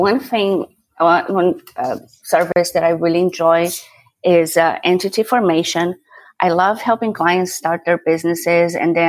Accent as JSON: {"language": "English", "country": "Brazil", "also_born_or_lived": "Hong Kong / Paris / Santiago", "first_language": "Portuguese", "second_language": "English", "moved": "yes", "lives_now": "Houston, United States", "said": "No, I've been here 20-somewhat years, but I'm originally from Brazil. So my first language is Portuguese."}